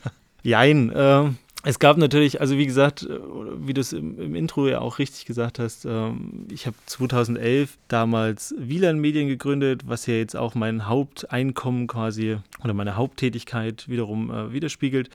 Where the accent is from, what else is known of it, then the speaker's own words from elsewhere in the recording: Vogtland, Saxony, Germany; moved away; ich komme ursprünglich aus dem Vogtland